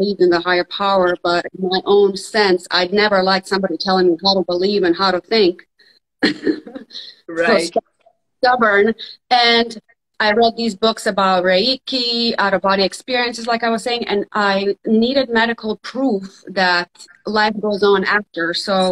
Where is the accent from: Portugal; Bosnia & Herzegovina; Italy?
Bosnia & Herzegovina; now in Jacksonville, United States; I'm originally from Bosnia. So I immigrated here during the Civil War in the 90s.